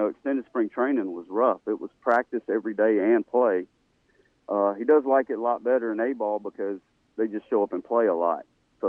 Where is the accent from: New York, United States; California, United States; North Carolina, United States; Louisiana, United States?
Louisiana, United States; growing up in Louisiana